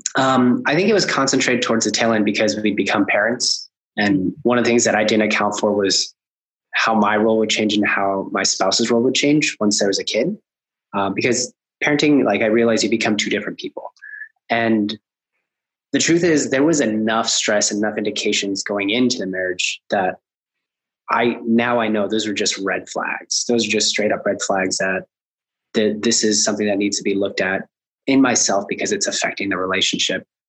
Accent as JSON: {"language": "English", "region": "Alaska", "country": "United States", "tie": "born or raised there", "also_born_or_lived": "Colombia", "said": "we immigrated from Colombia. We moved up to Alaska, which in the 80s, it was basically the bottom of the recession"}